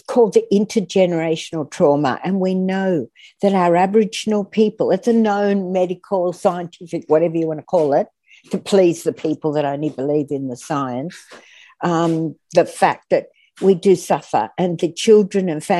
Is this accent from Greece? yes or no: yes; Athens, Attica, Greece; born or raised there; now in Australia